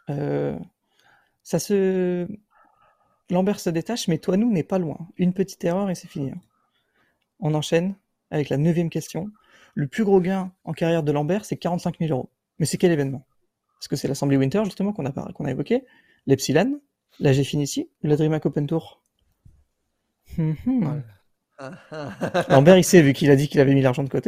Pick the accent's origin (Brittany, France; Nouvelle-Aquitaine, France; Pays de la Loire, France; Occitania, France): Nouvelle-Aquitaine, France; Biarritz; also born or lived in England; now in Bayonne, France; Je suis né à Biarritz.